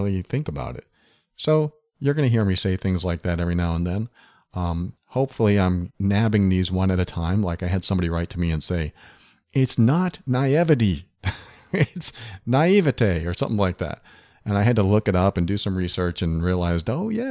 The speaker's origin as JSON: {"language": "English", "area": "Massachusetts, New Hampshire", "region": "New England", "country": "United States", "tie": "born or raised there", "said": "I grew up in New England, Massachusetts, New Hampshire."}